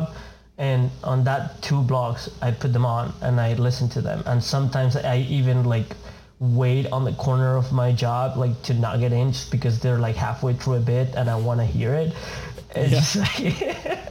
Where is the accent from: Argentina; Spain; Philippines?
Argentina; accent: Latin; first language Spanish; English is a second language; moved away as an adult; now in United States; I'm from Argentina, born and raised.